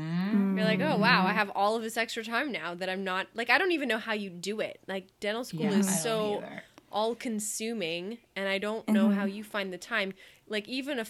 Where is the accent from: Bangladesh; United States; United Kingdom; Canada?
Canada; I'm the Canadian